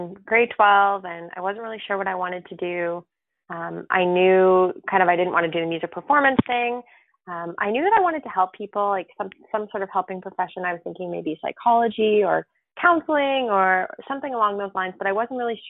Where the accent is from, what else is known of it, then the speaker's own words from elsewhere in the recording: Sarnia, Ontario, Canada; also born or lived in Burlington; And I started at the hospice in Sarnia